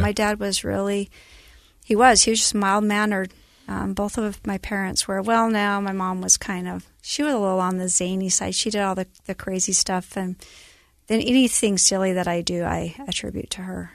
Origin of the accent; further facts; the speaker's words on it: Elba, Idaho, United States; also born or lived in Burley, Idaho; I was born in Burley, Idaho, which is tiny town, southern Idaho. And then between kindergarten and first grade, we moved back to Elba, where my dad was raised